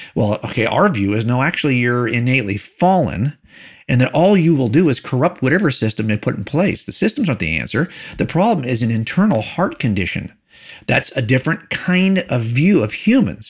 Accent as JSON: {"language": "English", "region": "California", "country": "United States", "tie": "born or raised there", "said": "I was raised in here in California"}